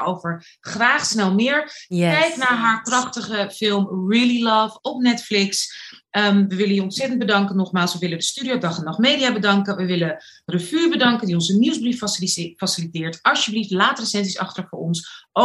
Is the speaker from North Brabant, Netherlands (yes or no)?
no; Rotterdam, South Holland, Netherlands; Ehm, ik ben 27 alweer. Geboren en getogen in Rotterdam.